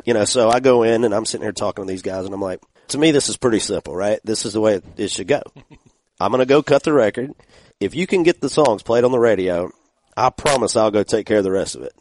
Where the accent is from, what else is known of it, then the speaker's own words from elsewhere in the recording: Georgia, United States; I'm from Georgia